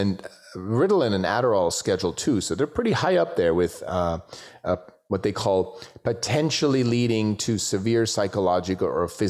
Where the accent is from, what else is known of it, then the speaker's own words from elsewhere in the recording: Switzerland; I grew up in Switzerland